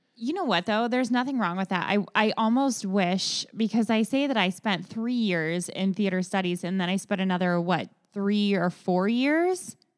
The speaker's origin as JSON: {"language": "English", "town": "Kettering", "region": "Ohio", "country": "United States", "tie": "born or raised there", "said": "I went to Kettering"}